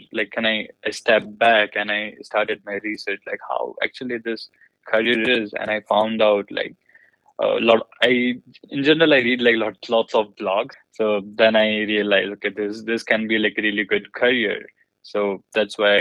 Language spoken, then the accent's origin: English; India; moved away; I grew up in India, and I'm belonging from like a small city